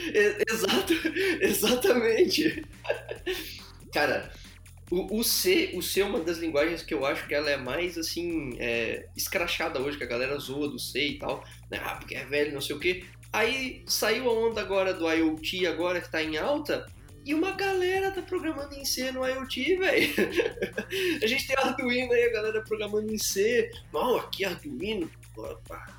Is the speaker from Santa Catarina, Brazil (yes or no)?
yes; Blumenau, Santa Catarina, Brazil; eu sou de Blumenau, Santa Catarina